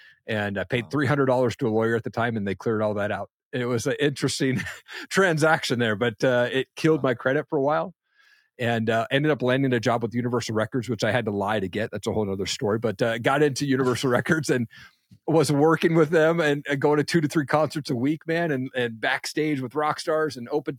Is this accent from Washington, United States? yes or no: yes; Washington, United States; where I grew up in Eastern Washington State, I thought it was a typical household.